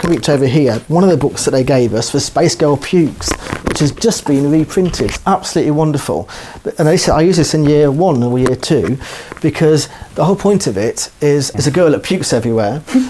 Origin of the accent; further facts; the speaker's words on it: New Zealand; born there; I've got seven sisters, I was born in New Zealand, I'm getting married on Saturday.